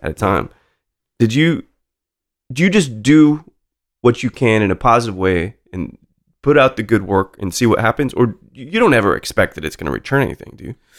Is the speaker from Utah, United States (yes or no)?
yes; Salt Lake City, Utah, United States; when I was growing up in Salt Lake City